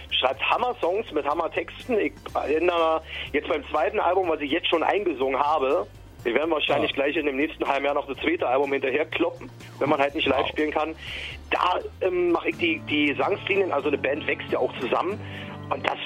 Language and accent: German; Berlin, Germany; Aber ich bin natürlich im West-Berlin groß geworden mit den 70er, 80er, 90ern Rock